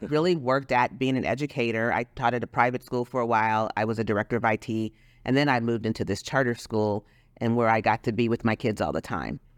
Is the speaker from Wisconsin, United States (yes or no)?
no; Los Angeles, California, United States; now in Texas, United States; growing up in Los Angeles, we had something called Lance, the Los Angeles Mentor Program